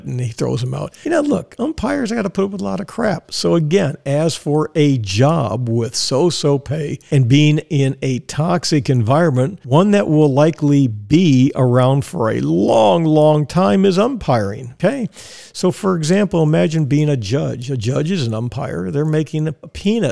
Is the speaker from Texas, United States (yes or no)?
yes; Texas, United States; moved away as an adult; now in Tampa, United States; I'm from Texas, and I was raised to say yes or no, sir, yes, ma'am, no, ma'am